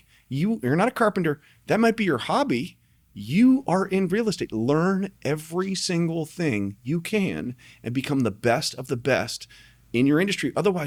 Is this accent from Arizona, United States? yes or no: yes; Tucson, Arizona, United States; moved away; I came here from Tucson, Arizona. I didn't know anybody.